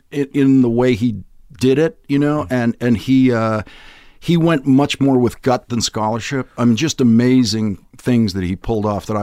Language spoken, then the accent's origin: English; Boston, Massachusetts, United States; I grew up in Dorchester, which is above where my father grew up.